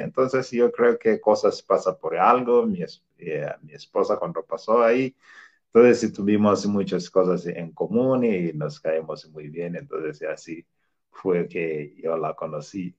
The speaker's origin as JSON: {"language": "Spanish", "country": "Tanzania", "second_language": "Spanish", "moved": "as an adult", "lives_now": "Querétaro, Mexico", "said": "mi profesión que yo tenía ahí en mi país, Tanzania"}